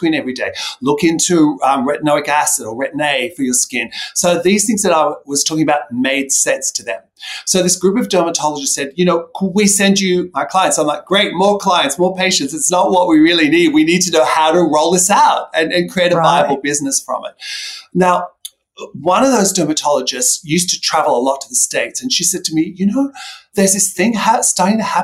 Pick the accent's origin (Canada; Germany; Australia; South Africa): Australia; I grew up in Australia, where, as you know, the sun is very, very harsh.